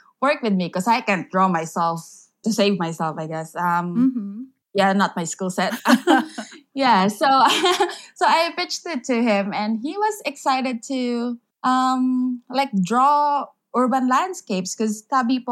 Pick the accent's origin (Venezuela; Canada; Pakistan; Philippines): Philippines; first language Filipino; English is a second language; I grew up in the province, so not in the city, like in the rural area